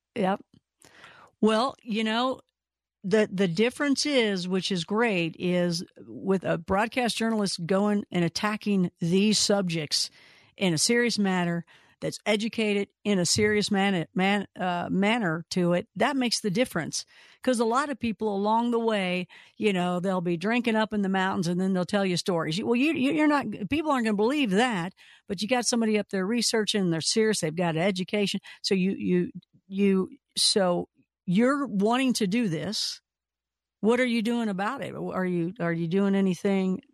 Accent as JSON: {"language": "English", "region": "Kentucky", "country": "United States", "said": "we're both from Kentucky, so we have the same exact sense of humor, same type of, everybody sounds the same there"}